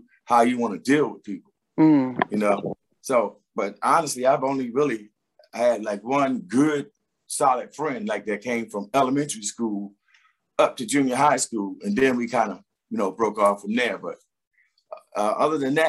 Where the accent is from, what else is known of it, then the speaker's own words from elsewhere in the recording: Philadelphia, Pennsylvania, United States; also born or lived in New Jersey; I was raised in Philadelphia. So okay. By the age of five, I was already living in Philadelphia